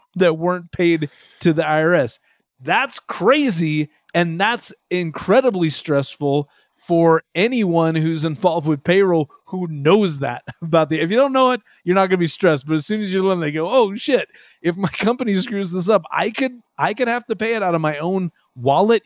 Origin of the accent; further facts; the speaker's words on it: Washington, United States; now in Utah, United States; I grew up in Washington State